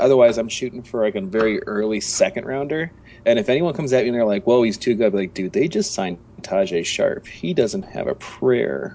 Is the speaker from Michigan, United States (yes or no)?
yes; Michigan, United States; I'm I'm from Michigan